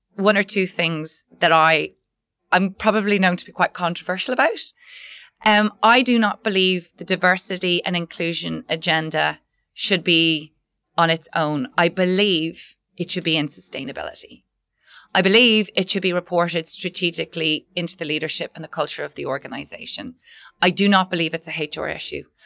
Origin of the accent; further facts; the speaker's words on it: Ireland; I was working as a management consultant in Dublin, Ireland. Um, I'm Irish.